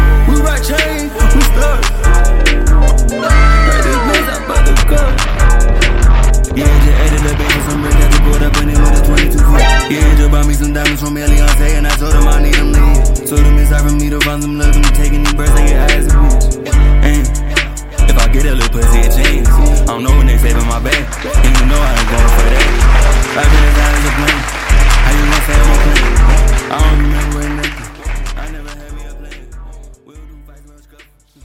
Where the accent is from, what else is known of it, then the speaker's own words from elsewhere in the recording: United States; I'm American